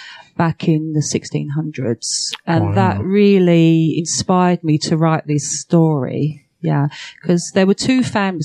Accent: London, United Kingdom; now in Essex, United Kingdom; I'm from England. Whenever I come over, I always say that I'm from London because most people know London. Although I was born in London when I was a kid. But I now live in Essex, which is just outside

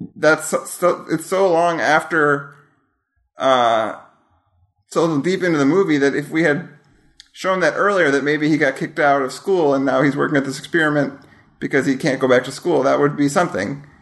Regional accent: Wisconsin, United States; I am from Wisconsin.

